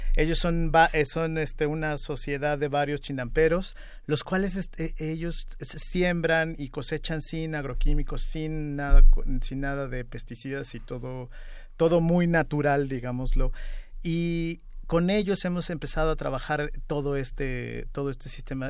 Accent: Mexico

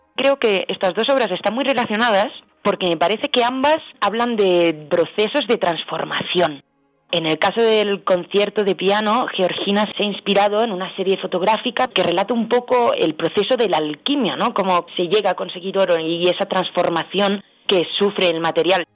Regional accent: Spain; Vengo de España

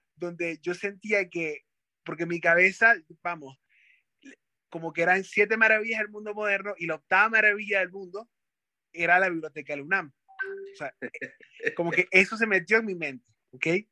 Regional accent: Maracaibo, Zulia, Venezuela; moved away as an adult; now in Mexico; Maracaibo, donde soy

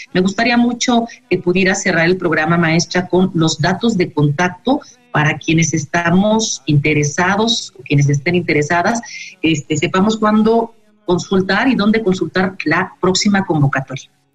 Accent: Mexico; como, como sociedad mexicana

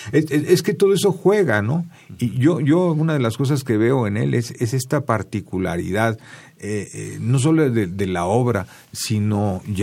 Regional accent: Mexico; para nosotros como mexicanos

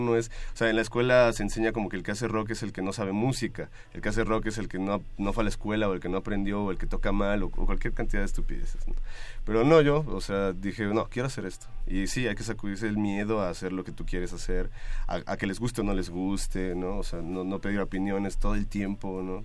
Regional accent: Apatzingán, Michoacán, Mexico; moved away as an adult; now in Mexico City, Mexico; nací en Apatzingán, Michoacán, en la zona de Tierra Caliente del estado y llevo ya pues varios años, como cerca de tal vez 12 años viviendo en la Ciudad de México

